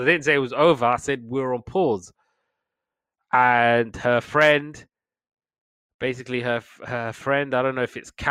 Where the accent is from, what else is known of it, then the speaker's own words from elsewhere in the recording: United Kingdom; we're British